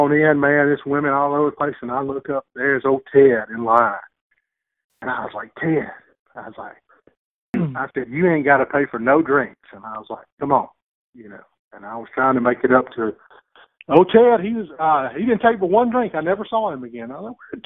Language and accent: English; Noxubee County, Mississippi, United States; moved away; I came from Noxubee County.